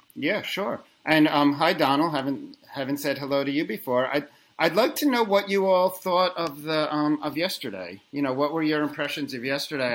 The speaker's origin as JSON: {"language": "English", "region": "New York", "country": "United States", "said": "I'm a New Yorker"}